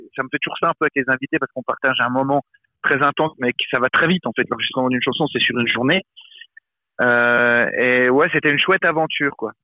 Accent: Besançon, Bourgogne-Franche-Comté, France; Moi j'ai grandi à Besançon, une ville dans l'est de la France, pas très loin de la Suisse, en dessous de Dijon

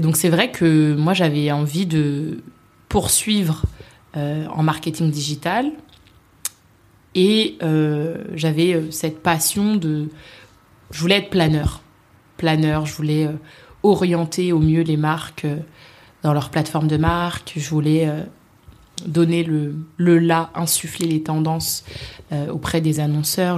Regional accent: Vitry-sur-Seine, Île-de-France, France; also born or lived in Paris; j'ai grandi à Vitry-sur-Seine, une très belle ville du Val-de-Marne.

